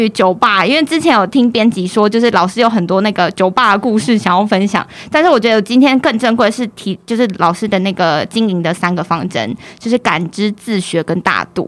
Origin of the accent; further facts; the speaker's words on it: Taiwan; also born or lived in Texas, United States; 身为台湾人